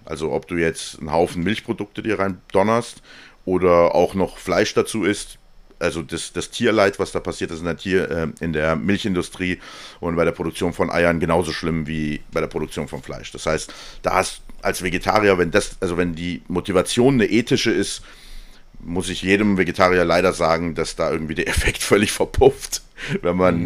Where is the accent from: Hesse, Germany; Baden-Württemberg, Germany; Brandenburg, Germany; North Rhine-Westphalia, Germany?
Hesse, Germany; Ich komme aus Hessen